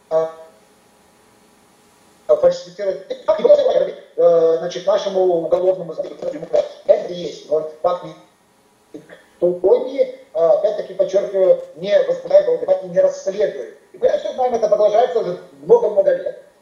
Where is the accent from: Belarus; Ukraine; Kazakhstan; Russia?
Belarus; Мы, белорусы, в центре Европы, сборочный цех, сегодня на рынке труда конкурируем с Вьетнамом, Лаосом